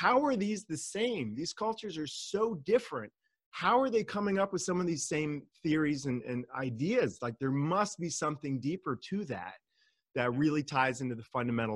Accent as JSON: {"language": "English", "region": "California", "country": "United States", "tie": "born or raised there", "also_born_or_lived": "Germany / Austria", "said": "I was born and raised in California, and the majority of my life has been here"}